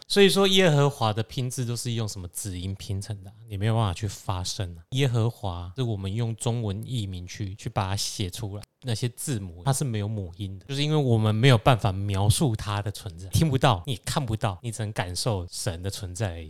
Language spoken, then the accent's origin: Chinese; Taiwan; 我们台湾人应该比较容易懂